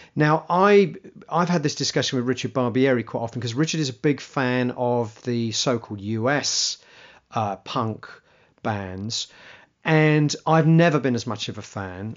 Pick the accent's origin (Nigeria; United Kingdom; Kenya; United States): United Kingdom; England; being English